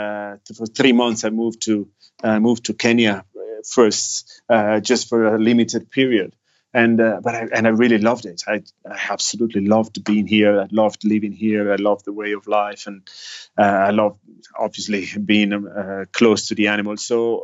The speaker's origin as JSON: {"language": "English", "town": "Milan", "region": "Lombardy", "country": "Italy", "tie": "born or raised there", "moved": "as an adult", "said": "I grew up in Italy in a city in the north called Milan, which is quite a big city, actually. Probably Italy's the second biggest."}